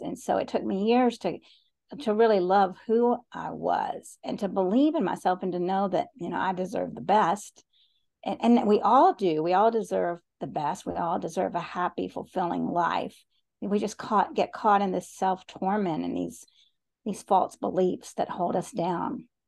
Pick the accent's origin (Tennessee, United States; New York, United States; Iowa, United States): Tennessee, United States; Chattanooga; I was born in Chattanooga, Tennessee